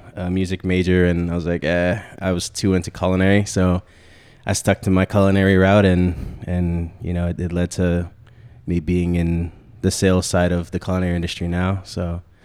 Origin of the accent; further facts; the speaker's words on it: Central Florida, United States; also born or lived in New York / Connecticut; grew up down here in Central Florida after my parents split